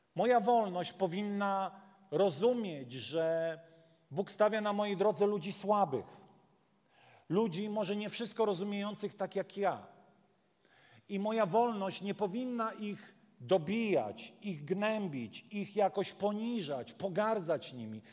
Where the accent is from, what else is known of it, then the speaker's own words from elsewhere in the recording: Warmian-Masurian Voivodeship, Poland; ja z Mazur pochodzę